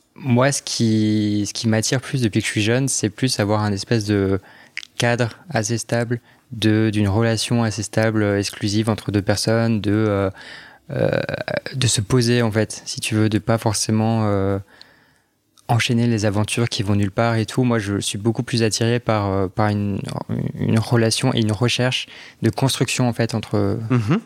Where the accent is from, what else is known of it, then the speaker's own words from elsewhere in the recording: Strasbourg, Grand Est, France; moved away as an adult; now in Paris, France; je suis alsacien. Ah. J'ai grandi à Strasbourg.